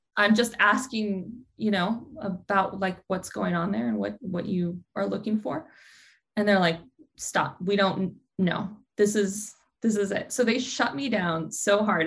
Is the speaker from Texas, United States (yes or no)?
yes; Dallas, Texas, United States; moved away as an adult; also born or lived in upstate New York; now in California, United States; I grew up in Dallas, Texas